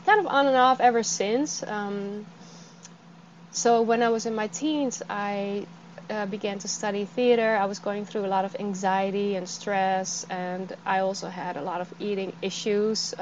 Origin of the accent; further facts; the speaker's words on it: Netherlands; moved away as an adult; also born or lived in California; I'm from the Netherlands. I moved to California.